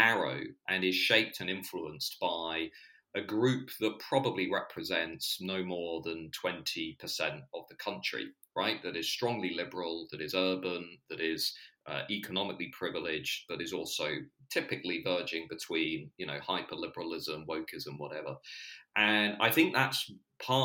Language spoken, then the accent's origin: English; Hertfordshire, East of England, United Kingdom; also born or lived in London; where I grew up in Hertfordshire